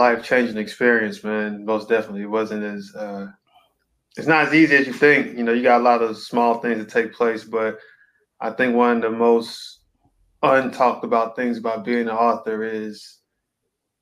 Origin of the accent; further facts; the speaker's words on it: Charlotte, North Carolina, United States; I was born and raised in Charlotte, North Carolina. Been here my whole life